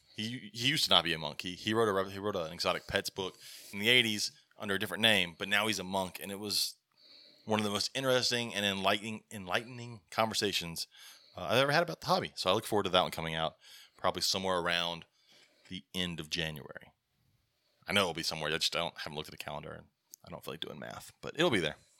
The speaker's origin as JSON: {"language": "English", "region": "Alabama", "country": "United States", "said": "we're from Alabama"}